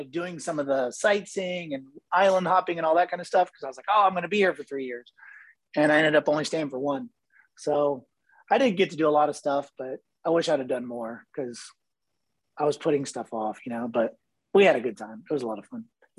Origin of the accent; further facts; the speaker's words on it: Ohio, United States; moved away as an adult; also born or lived in Boca Raton, Florida / Hawaii; now in Orlando, United States; No, I grew up in Ohio. I moved to Florida for college. I went to FAU down in Boca. Okay. And I was there for 5 years and then I moved to Hawaii for a year and then I moved back here to Orlando in 2000.